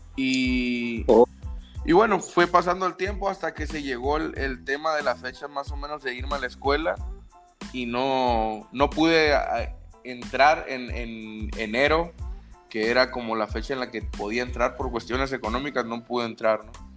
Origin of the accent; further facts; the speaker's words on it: Sinaloa, Mexico; yo soy de, de Sinaloa, del estado de Sinaloa.